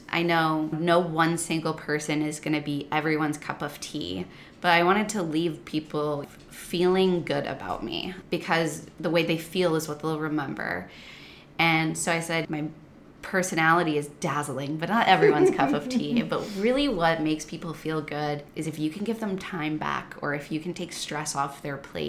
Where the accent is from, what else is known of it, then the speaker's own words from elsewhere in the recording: Midwest, United States; moved away as an adult; I was born and raised in the Midwest